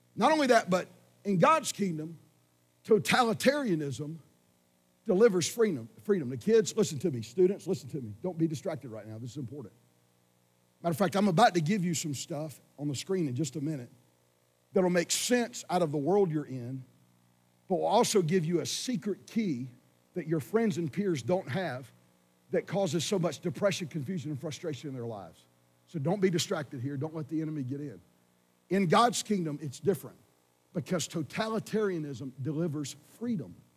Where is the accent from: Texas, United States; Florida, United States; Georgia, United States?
Georgia, United States; I'm from Georgia, which was a prisoner refugee colony.